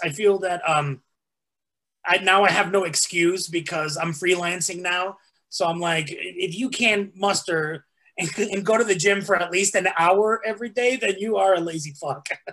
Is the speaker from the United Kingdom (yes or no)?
no; Mexico; also born or lived in Texas; now in United States; even though I was born in Texas, I was raised in Mexico.